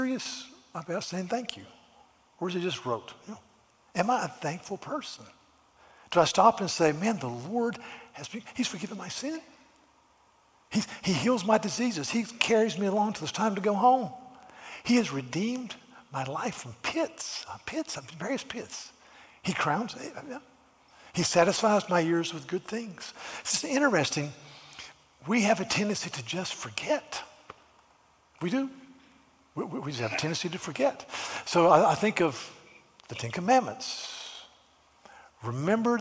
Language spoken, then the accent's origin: English; United States; as an American